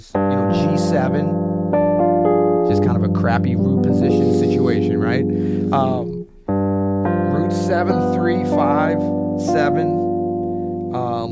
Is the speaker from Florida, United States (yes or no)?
yes; Florida, United States; moved away; also born or lived in Louisiana; I'm from Florida. I lived in Louisiana. My parents from North Carolina